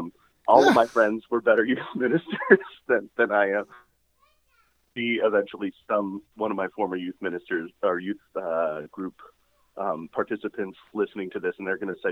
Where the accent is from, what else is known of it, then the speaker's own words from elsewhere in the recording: Rockville, Maryland, United States; I'm a local guy. I grew up in Rockville